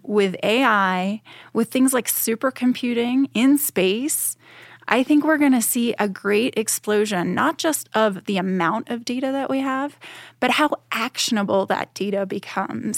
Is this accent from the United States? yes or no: yes; Boston, Massachusetts, United States; I'm from Boston, Massachusetts. I always think about, "Wow, it was so great to grow up very close to the ocean